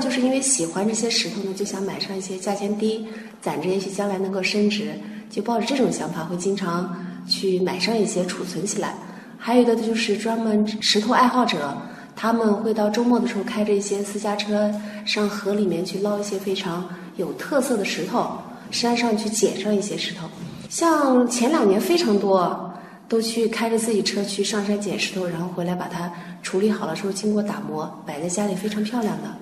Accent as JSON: {"language": "Chinese", "town": "Xinyuan", "region": "Xinjiang", "country": "China", "said": "我是来自新疆伊犁新源县的"}